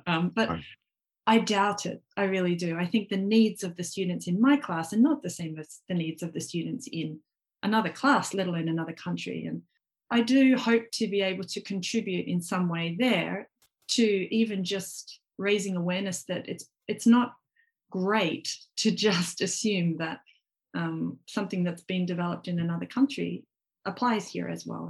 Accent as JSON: {"language": "English", "country": "Australia", "moved": "yes", "lives_now": "Japan", "said": "I'm Australian"}